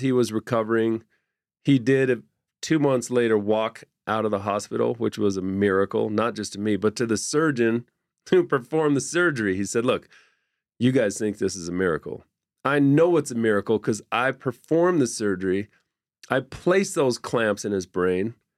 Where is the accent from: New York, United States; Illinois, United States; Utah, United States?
Utah, United States; Orem; I grew up in Orem